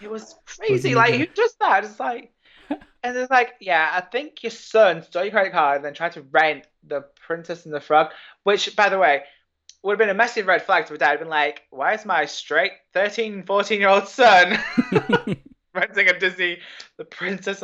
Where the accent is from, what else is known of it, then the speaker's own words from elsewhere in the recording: England, United Kingdom; also born or lived in Ireland / Gibraltar / United States; I was born and raised in England